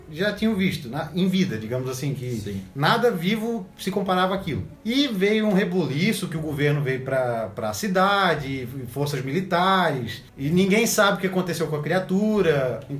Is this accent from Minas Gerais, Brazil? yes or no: yes; Varginha, Minas Gerais, Brazil; Meu Deus, como é que tu sabe que eu nasci em Varginha?